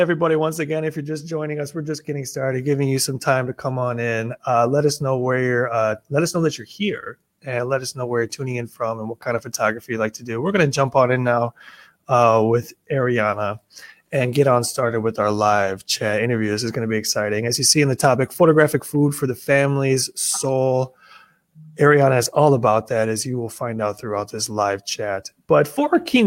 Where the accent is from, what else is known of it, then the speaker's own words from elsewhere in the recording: United States; I'm American